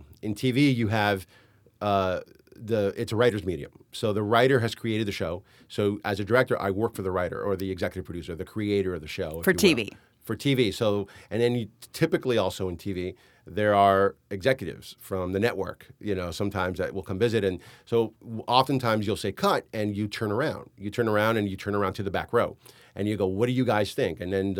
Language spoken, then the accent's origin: English; New York, United States; born there; I know I'm an American. I was born in New York. I know how to make an American movie.